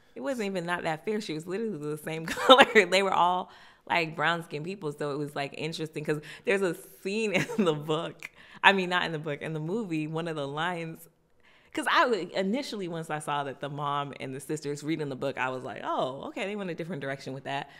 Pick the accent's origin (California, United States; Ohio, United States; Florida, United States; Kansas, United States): Florida, United States; I'm from Florida